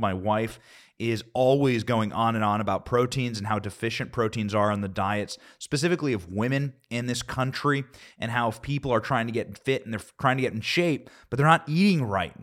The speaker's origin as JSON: {"language": "English", "region": "Iowa", "country": "United States", "said": "I'm from Iowa"}